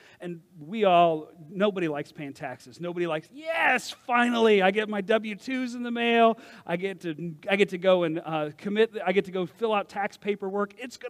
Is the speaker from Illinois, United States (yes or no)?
no; Kentucky, United States; I'm originally from Kentucky, but when I talk to my friends from Kentucky or I go visit, all of a sudden, I'm yawling all over the place.